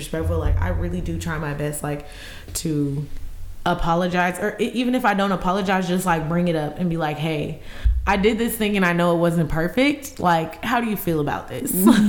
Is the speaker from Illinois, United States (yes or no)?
yes; Illinois, United States; I'm from Illinois